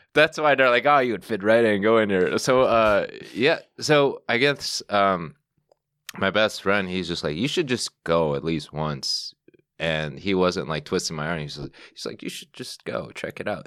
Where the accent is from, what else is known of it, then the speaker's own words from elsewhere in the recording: Chicago, Illinois, United States; moved away as an adult; also born or lived in Northwest Indiana; now in New York, United States; I was born in Chicago, the city, and then I moved out to the, the suburbs, and then, well, I lived in Northwest Indiana for, like, a couple years, and then I moved back, but to the suburbs